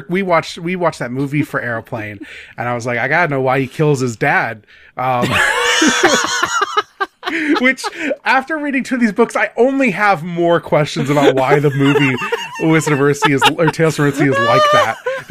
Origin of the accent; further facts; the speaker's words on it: Midwest, United States; I'm a Midwesterner. I eat my teas, so it's Atawan.